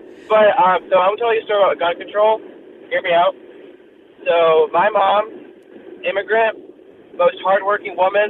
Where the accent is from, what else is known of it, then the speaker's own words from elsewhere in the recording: Northwest Indiana, United States; I'm from Northwest Indiana.